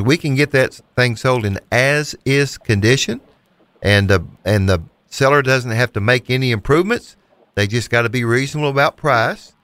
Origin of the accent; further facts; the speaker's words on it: Hayti, Missouri, United States; moved away as an adult; now in Memphis, United States; We're natives of Southeast Missouri, about an hour and a half from here. We moved from Hayti, Missouri, and it's been, almost 30 years now